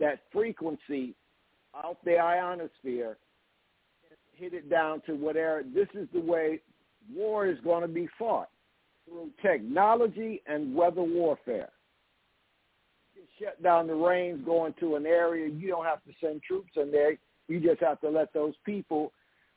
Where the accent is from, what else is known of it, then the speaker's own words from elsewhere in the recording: Aberdeen, Mississippi, United States; I was born right outside of Amory in Aberdeen